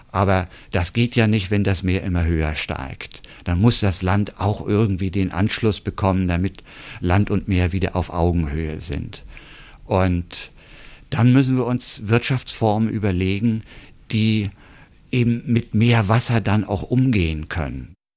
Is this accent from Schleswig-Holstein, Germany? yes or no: yes; North Frisian coast, Schleswig-Holstein, Germany; Ich bin ja hier an der Küste zur Schule gegangen